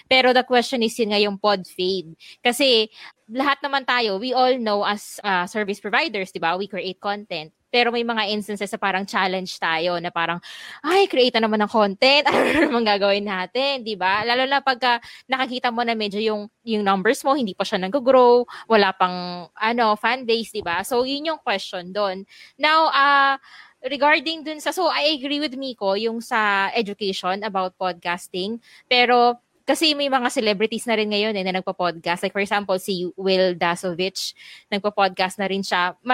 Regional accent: Philippines

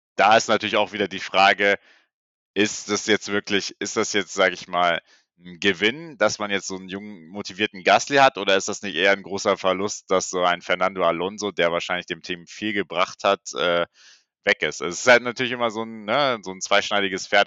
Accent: Germany; wir sind auch beide Deutscher

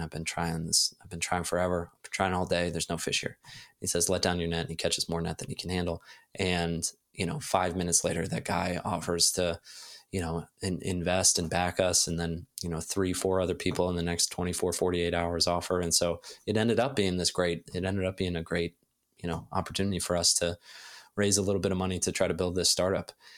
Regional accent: Ohio, United States; moved away; also born or lived in Silicon Valley, California; I grew up in Ohio

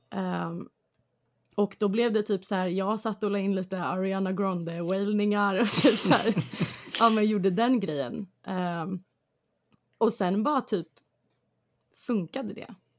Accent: Stockholm, Stockholm County, Sweden; jag kommer från Hässelby eh, i Stockholm som är ute i förorten

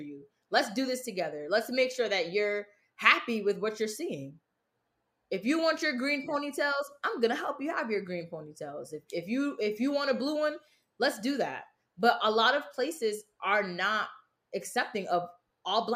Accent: Bridgeport, United States; I'm from Bridgeport

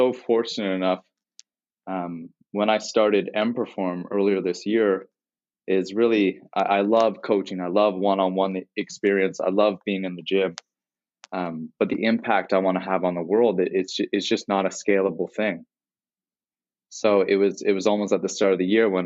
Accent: Toronto, Ontario, Canada; So I'm from Toronto, Canada

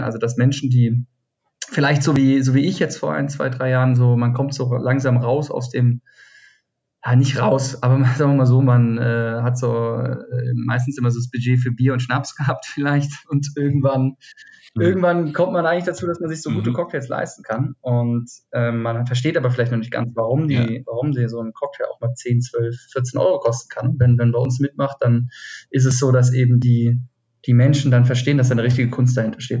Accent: Schlossborn, Hesse, Germany; moved away as an adult; also born or lived in Argentina / Cologne; now in Berlin, Germany; ich komme aus dem Taunus. Äh, mhm. Schloss Born heißt es, das, das 3000, knapp 3000 Mann äh, Örtchen. Ähm, genau, da bin ich aufgewachsen ähm, bis so zum 19. Lebensjahr

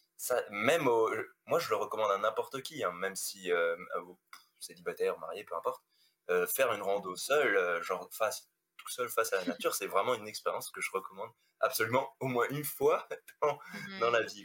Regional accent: Strasbourg, Grand Est, France; moved away as an adult; now in Lyon, France; je suis originaire d'Alsace, je suis originaire de Strasbourg, voilà, où j'ai passé toute ma vie là-bas.

